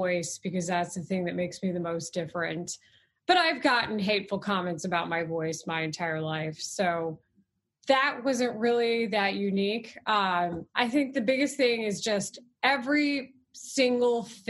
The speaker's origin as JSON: {"language": "English", "town": "Dallas", "region": "Texas", "country": "United States", "also_born_or_lived": "Austin / San Diego / Houston / Philadelphia", "moved": "as an adult", "lives_now": "Chicago, United States", "said": "I come from Texas where the regional dialect is different"}